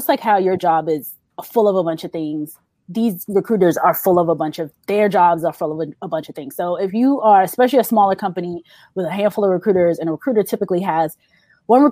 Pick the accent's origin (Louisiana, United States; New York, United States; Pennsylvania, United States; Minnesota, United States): New York, United States; I'm from New York